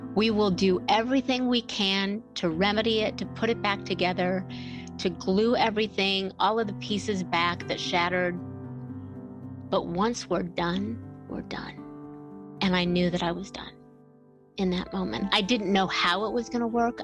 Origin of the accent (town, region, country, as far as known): Bellevue, Ohio, United States; born or raised there